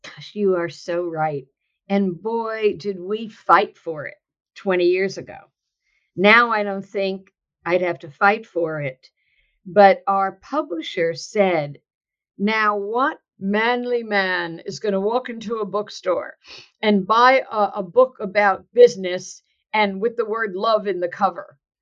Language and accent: English; New Jersey, United States; now in California, United States; I am um, born and bred in New Jersey. And although I live now in sunny California, I am a Jersey girl at heart